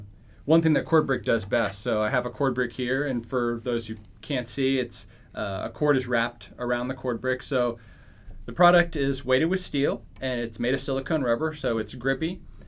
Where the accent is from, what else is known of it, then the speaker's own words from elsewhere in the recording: Philadelphia, Pennsylvania, United States; in Philadelphia.